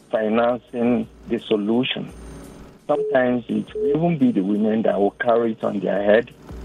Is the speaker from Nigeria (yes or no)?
yes; Nigeria; Yeah, I'm an Igbo man.